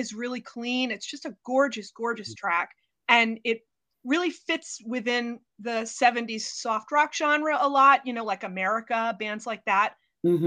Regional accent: New York City, New York, United States; born or raised there

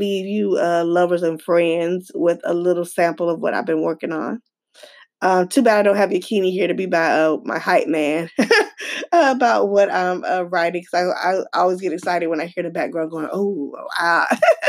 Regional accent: Atlanta, Georgia, United States; my hometown, Atlanta, Georgia

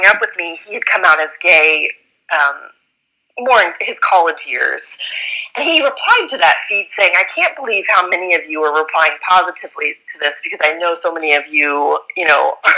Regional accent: Midwest, United States; growing up in the Midwest

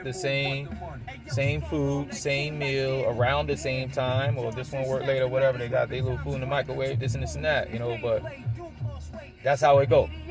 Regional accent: New York City, New York, United States; moved away as an adult; also born or lived in Miami, Florida / South Florida; now in Valrico, United States; I was born and raised in New York

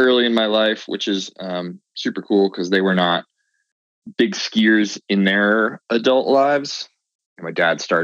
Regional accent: Andover, Massachusetts, United States; moved away as an adult; also born or lived in Breckenridge, Colorado; now in Salt Lake City, United States; I'm from Massachusetts, a suburb of Boston called Andover, and I'm currently living in Salt Lake City, Utah

